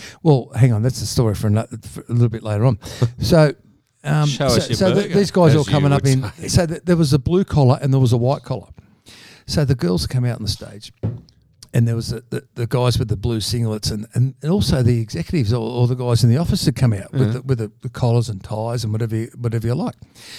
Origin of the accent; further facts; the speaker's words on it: Bankstown, New South Wales, Australia; I was brought up in Bankstown.